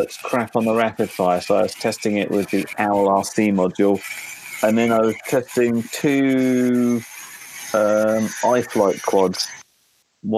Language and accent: English; United Kingdom; We're British